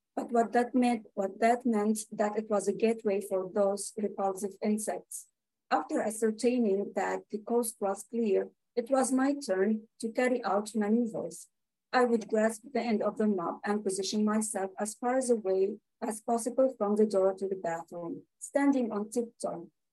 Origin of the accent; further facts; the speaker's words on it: Lebanon; moved away; i'm a palestinian refugee in lebanon